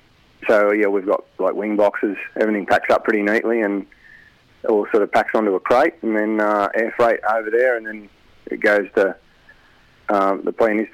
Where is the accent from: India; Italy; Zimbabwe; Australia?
Australia; now in Rutherford, Australia; I grew up in Albany, Tara, and then I moved down here.